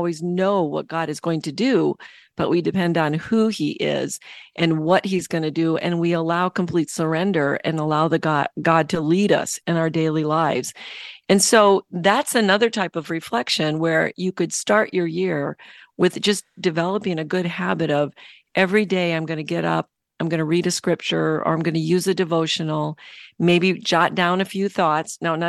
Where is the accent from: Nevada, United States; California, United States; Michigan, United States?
Michigan, United States; Yeah, Chicago, Michigan. I grew up in Michigan.